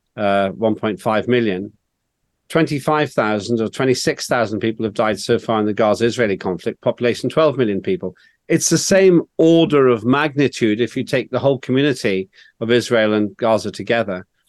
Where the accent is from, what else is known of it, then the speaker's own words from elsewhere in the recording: Northern Ireland, United Kingdom; when I was growing up in Northern Ireland